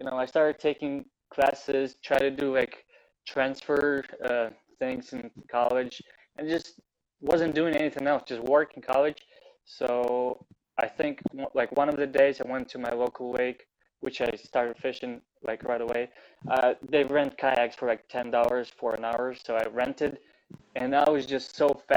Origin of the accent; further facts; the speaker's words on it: Western Ukraine, Ukraine; now in United States; I was born in Ukraine, on the west side of Ukraine.